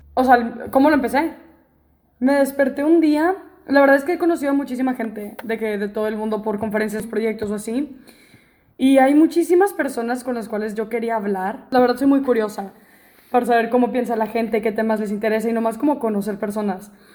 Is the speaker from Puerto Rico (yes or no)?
no; Monterrey, Nuevo León, Mexico; moved away as an adult; now in Mérida, Mexico; yo soy de Monterrey, ¿no? Y me tocó vivir toda la etapa de inseguridad